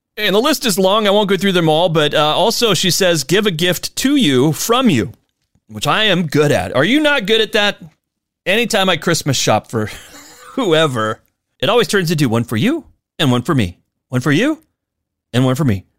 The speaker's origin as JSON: {"language": "English", "town": "Spokane", "region": "Washington", "country": "United States", "tie": "born or raised there", "said": "here in my hometown of Spokane."}